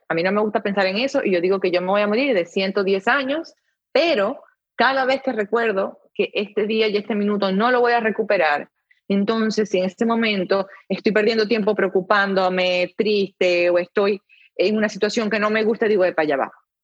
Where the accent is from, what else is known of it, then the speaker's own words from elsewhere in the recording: Venezuela; now in United States; en mi país, antes de que llegara todo esto, era un país en el que realmente no era, no era tan difícil surgir